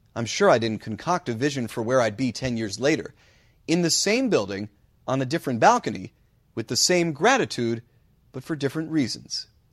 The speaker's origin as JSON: {"language": "English", "region": "New Jersey", "country": "United States", "tie": "born or raised there", "also_born_or_lived": "Sioux City, Iowa / Buffalo, New York / Atlanta, Georgia", "moved": "as an adult", "said": "Growing up in New Jersey"}